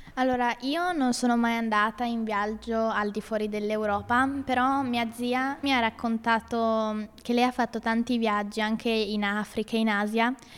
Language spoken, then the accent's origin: Italian; Italy; vivo e sono nata da sempre in Italia